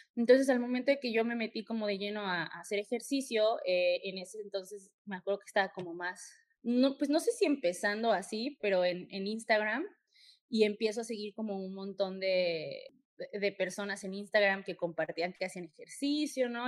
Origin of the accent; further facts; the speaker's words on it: Mexico City, Mexico; yo también soy de, de CDMX